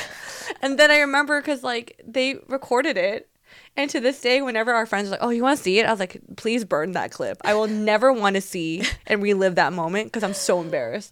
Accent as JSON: {"language": "English", "country": "Taiwan", "tie": "born or raised there", "moved": "yes", "said": "me growing up in Taiwan"}